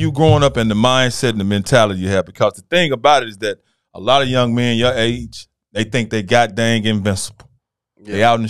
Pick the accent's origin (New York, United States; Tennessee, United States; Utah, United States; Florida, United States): Tennessee, United States; Memphis; I'm from Memphis, man.